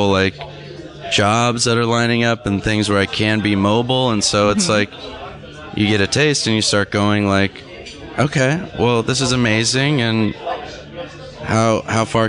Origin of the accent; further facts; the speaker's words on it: Orange County, Southern California, United States; also born or lived in Los Angeles; I grew up in Southern California